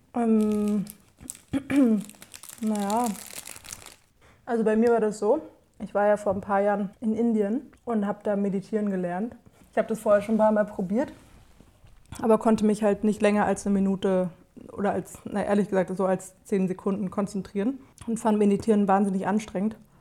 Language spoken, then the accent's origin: German; Berlin, Germany; ich bin ja in Kreuzberg aufgewachsen